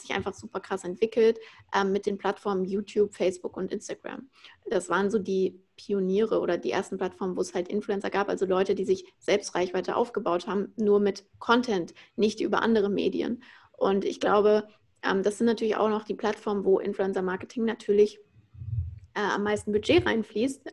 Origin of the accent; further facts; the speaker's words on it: Frankfurt, Hesse, Germany; moved away as an adult; now in Berlin, Germany; Ich bin aus Frankfurt, ähm, bin gerade nach Berlin gezogen jetzt 2020